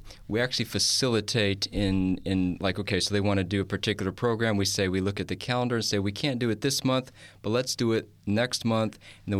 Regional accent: Kentucky, United States; born there; Yeah, I was born in the wonderful state. It's a southern state, Kentucky.

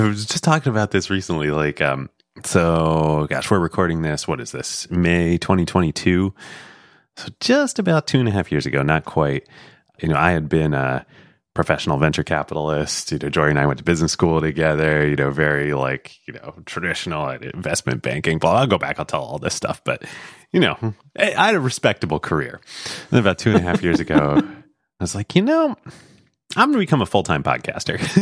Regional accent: Pennsylvania, United States; moved away as an adult; also born or lived in New York; I grew up in Pennsylvania.

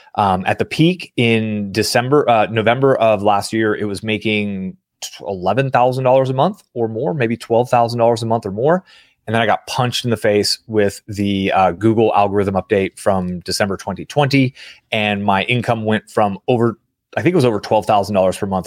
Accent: San Francisco Bay Area, California, United States; I grew up in the San Francisco Bay Area during the dot-com boom

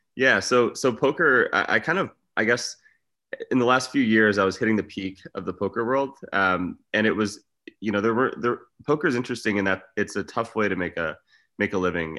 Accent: Michigan, United States; moved away; also born or lived in Arizona / Los Angeles / Las Vegas; I grew up in Michigan.

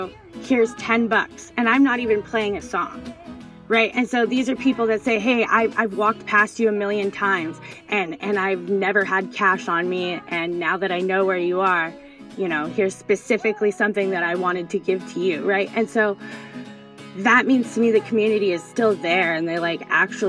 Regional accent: Seattle, Washington, United States; I grew up here in Seattle and people never made eye contact before.

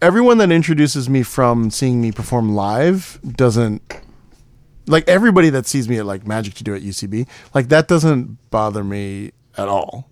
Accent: Houston, Texas, United States; I'm from Houston

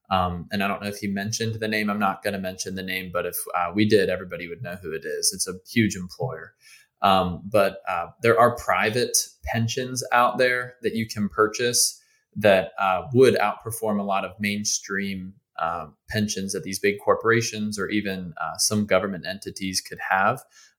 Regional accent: Northeastern United States, United States; So I grew up in the Northeast

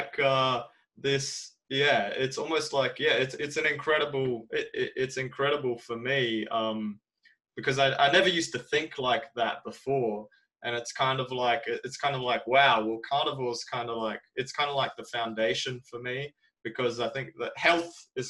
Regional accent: Australia; I'm from Australia

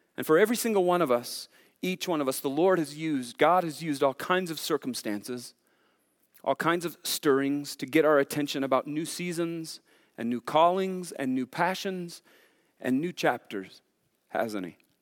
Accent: Sacramento, California, United States; moved away; I was born in Sacramento

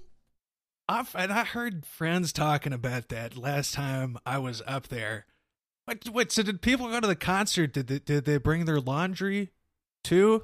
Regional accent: Cincinnati, Ohio, United States; I was born in Cincy

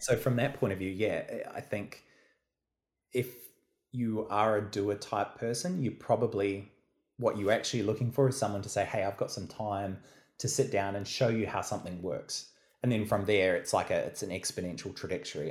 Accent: New Zealand; moved away as an adult; now in Melbourne, Australia; I'm obviously from New Zealand originally

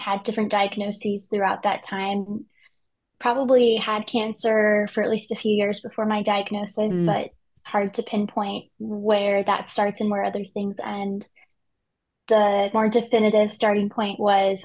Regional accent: Colorado, United States; moved away as an adult; also born or lived in Chicago; I'm originally from Colorado, which is where camp is.

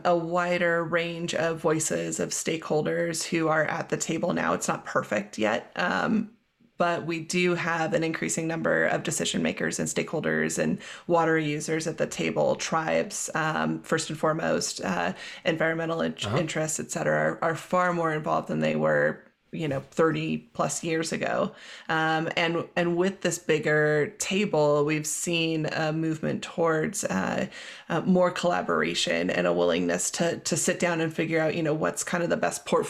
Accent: California, United States; moved away as an adult; also born or lived in Pacific Northwest / Utah; now in Boulder, United States; I've lived all over the West, from growing up in California to college in the Pacific Northwest to working as a raft guide in Utah and now living in Boulder, Colorado

